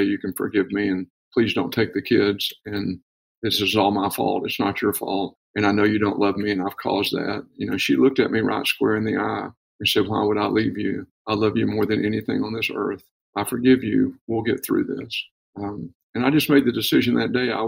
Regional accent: Paris, Texas, United States; I was born and raised in Paris, Texas

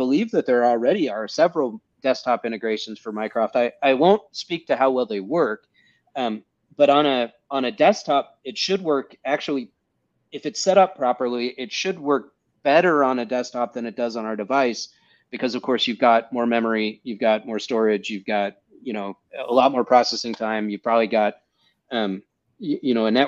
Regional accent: United States; I'm an American

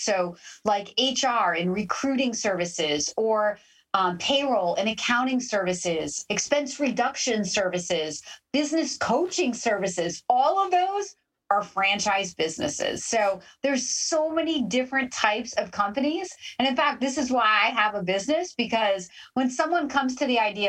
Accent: Canada; Okay. So being a Canadian, I thought you were going to say Tim Hortons.

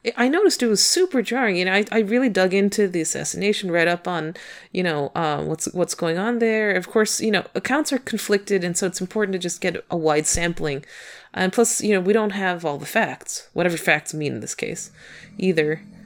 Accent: United States; as an American

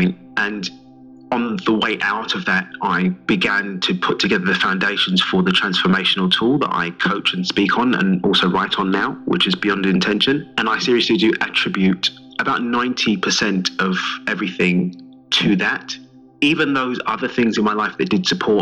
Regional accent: London, United Kingdom; accent: English; I'm from East London originally

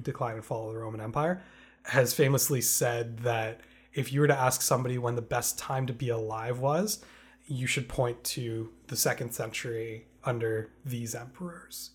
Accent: Canada; We, we grew up in Canada

